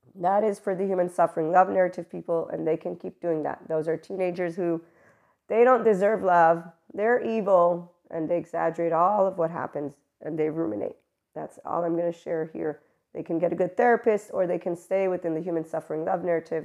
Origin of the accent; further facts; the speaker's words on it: United States; I'm American